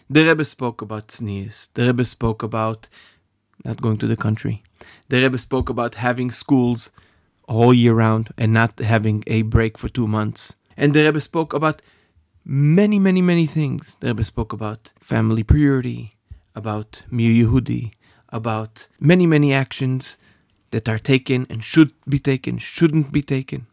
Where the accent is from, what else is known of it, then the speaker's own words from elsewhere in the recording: Safed, Northern District, Israel; I grew up in Sfat